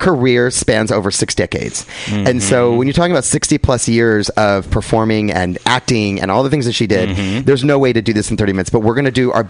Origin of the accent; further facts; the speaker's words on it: New York, United States; now in San Francisco, United States; I live, I'm New Yorker